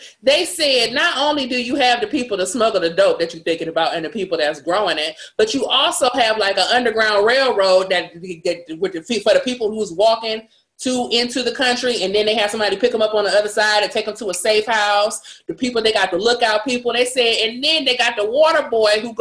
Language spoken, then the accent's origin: English; Los Angeles, California, United States; now in Nevada, United States; I grew up in South Central